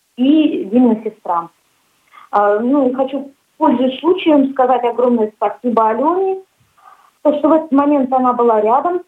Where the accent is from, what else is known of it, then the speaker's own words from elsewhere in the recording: Ulan-Ude, Buryatia, Russia; moved away as an adult; also born or lived in Kinel-Cherkassy, Samara Oblast; now in Tolyatti, Russia; Я приехала с республики Бурятия, город Улан-Удэ.